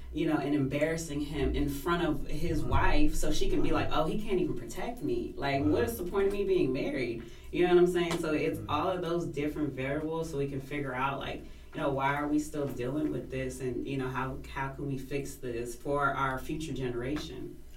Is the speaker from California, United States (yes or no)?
yes; California, United States; I am from California